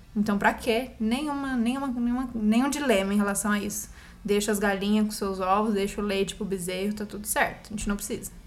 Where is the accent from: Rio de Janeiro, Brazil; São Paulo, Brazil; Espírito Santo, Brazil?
São Paulo, Brazil; Campinas; moved away as an adult; also born or lived in Bauru; now in São Paulo, Brazil; eu nasci em Campinas há 33 anos atrás